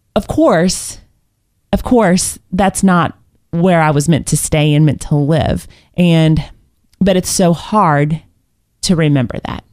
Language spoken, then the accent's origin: English; Indiana, United States; I was born in Indiana and I played basketball my whole life